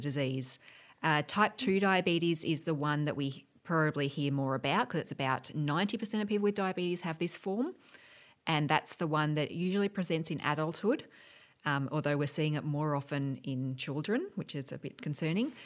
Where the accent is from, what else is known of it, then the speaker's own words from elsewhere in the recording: Geelong, Victoria, Australia; also born or lived in Melbourne, Australia / Washington, United States; I grew, I grew up in Geelong